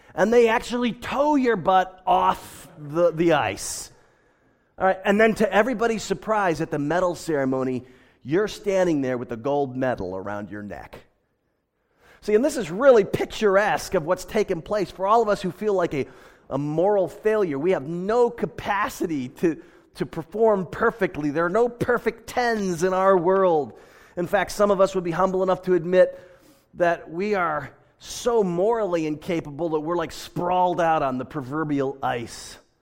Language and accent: English; United States; now in Pasadena, United States; I am an American